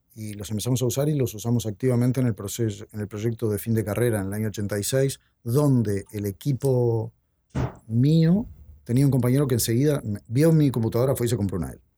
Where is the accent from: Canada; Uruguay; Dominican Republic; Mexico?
Uruguay